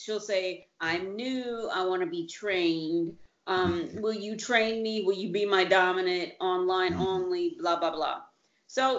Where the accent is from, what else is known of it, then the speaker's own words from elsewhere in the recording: United States; now in Italy; I'm American